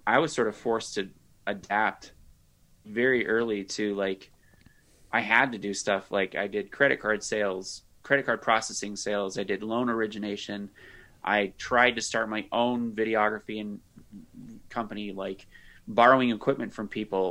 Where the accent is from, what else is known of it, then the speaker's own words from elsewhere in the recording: Colorado, United States; also born or lived in Australia; I'm in Colorado. I'm from Colorado